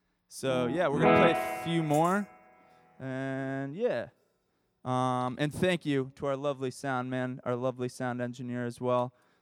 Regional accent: Allston, Massachusetts, United States; We're from Alston.

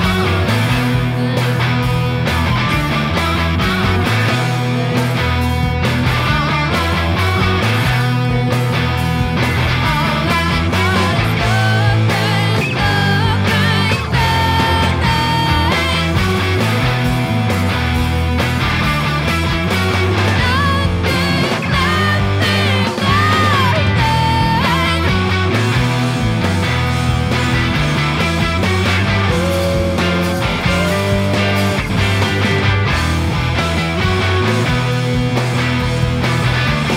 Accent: Boston, Massachusetts, United States; We are from Boston

